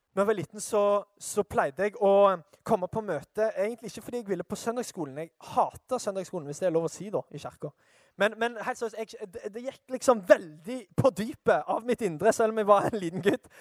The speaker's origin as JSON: {"language": "Norwegian", "town": "Sandnes", "region": "Rogaland", "country": "Norway", "tie": "born or raised there", "said": "jeg er fra Sandnes."}